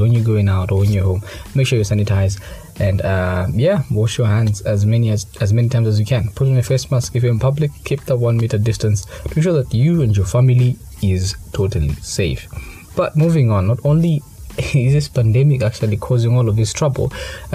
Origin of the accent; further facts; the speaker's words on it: Kabwe, Central Province, Zambia; moved away; also born or lived in Lusaka; I traveled to Kawe. That's my hometown.